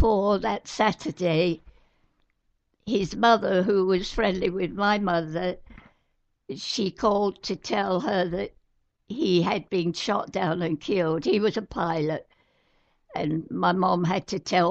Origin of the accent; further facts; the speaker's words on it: United Kingdom; I'm British